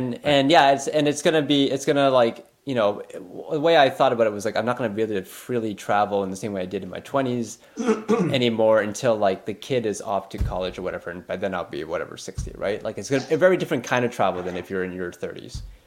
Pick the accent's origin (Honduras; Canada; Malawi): Canada; being Canadian